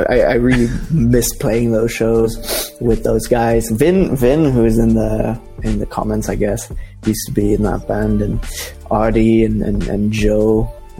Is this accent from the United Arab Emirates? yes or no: yes; Dubai, United Arab Emirates; I grew up in Dubai. So it's one of those like third culture kid things where you kind of, where are you from? And it's like, oh, I don't know. I'm from India. I'm from Dubai, but I'm not from Dubai.